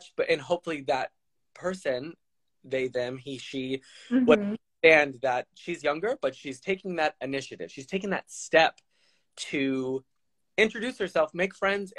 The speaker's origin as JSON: {"language": "English", "region": "Texas", "country": "United States", "moved": "yes", "lives_now": "Florida, United States", "said": "I'm from Texas"}